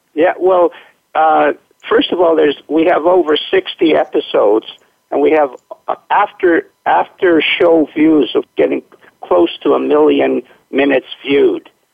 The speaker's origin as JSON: {"language": "English", "town": "Winnipeg", "region": "Manitoba", "country": "Canada", "tie": "born or raised there", "moved": "yes", "lives_now": "Tsawwassen, Canada", "said": "I was born in Winnipeg, which is the middle of, okay. of Canada, which is kind of like your Minnesota. And then I, uh, when I came out to the West Coast, it was so beautiful that I couldn't go anywhere else to live"}